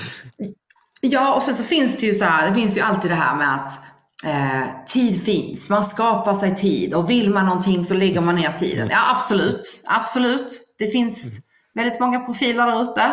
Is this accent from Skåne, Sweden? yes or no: yes; Skåne, Sweden; jag är ju då skåning